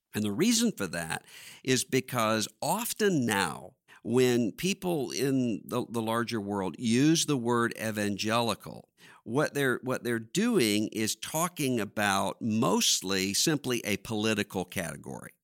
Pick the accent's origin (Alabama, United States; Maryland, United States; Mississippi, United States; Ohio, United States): Mississippi, United States; Biloxi; I'm from Biloxi, Mississippi